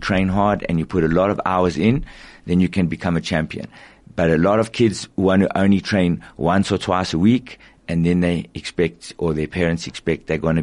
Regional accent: South Africa; as a South African, we also love rugby

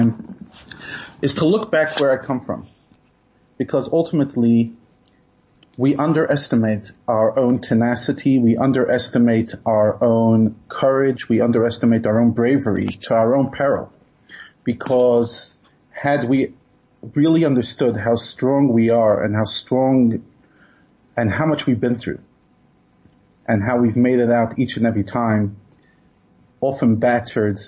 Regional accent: New York City, New York, United States; I grew up in Brooklyn, and we used to daven in a small shtiebel

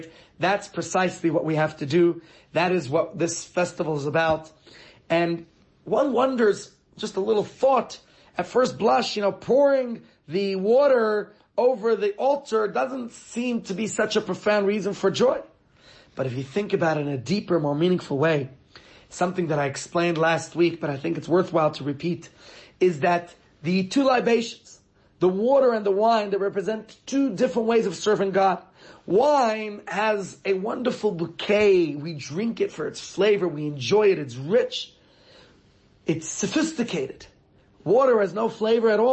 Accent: New York, United States; now in Johannesburg, South Africa; as a child growing up in New York

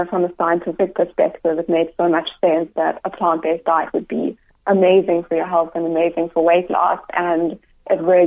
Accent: Cape Town, Western Cape, South Africa; moved away; also born or lived in Johannesburg; Actually, I'm from Cape Town originally.

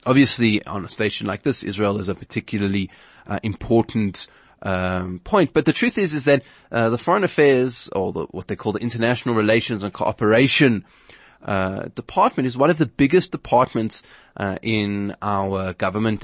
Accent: South Africa

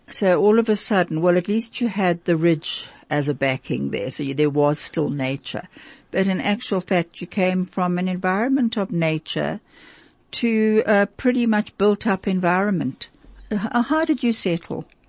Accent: Vereeniging, Gauteng, South Africa; I remember also living there as a little girl

